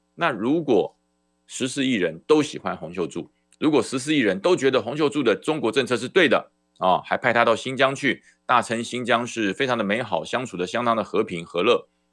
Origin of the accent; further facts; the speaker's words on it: Taiwan; 那才是我的家，台澎金马，那才是我的家